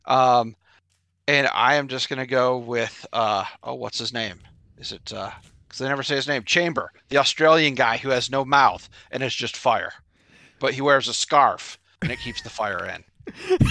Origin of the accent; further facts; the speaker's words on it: Nashville, Tennessee, United States; I am from Nashville, Tennessee